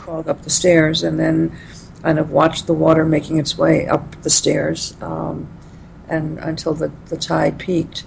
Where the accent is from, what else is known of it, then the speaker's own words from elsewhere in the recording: New York City, New York, United States; I grew up in Brooklyn